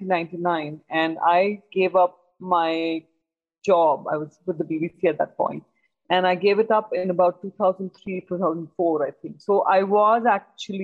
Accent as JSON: {"language": "English", "region": "Delhi", "country": "India", "tie": "born or raised there", "said": "I was born and brought up in Delhi"}